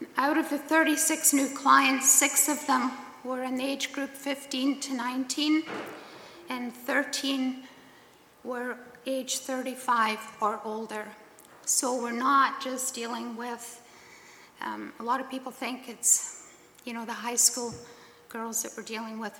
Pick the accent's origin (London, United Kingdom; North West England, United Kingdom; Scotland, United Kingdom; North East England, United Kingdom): Scotland, United Kingdom; now in Killarney; I'm Scottish, born and raised there.